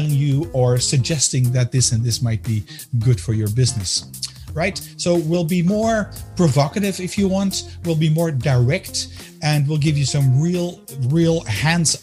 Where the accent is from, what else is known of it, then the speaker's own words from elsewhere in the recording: Amsterdam, North Holland, Netherlands; moved away as an adult; also born or lived in United States; now in Belgium; I'm a Dutchman as well, born and raised in Amsterdam